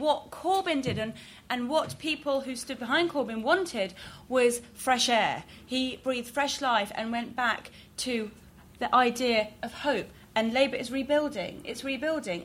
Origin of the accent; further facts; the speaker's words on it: Iran; moved away; I'm originally from Iran